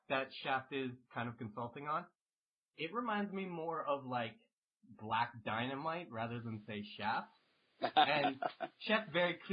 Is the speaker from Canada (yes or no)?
yes; center of Canada, central Canada, Canada; moved away; I grew up in the center of Canada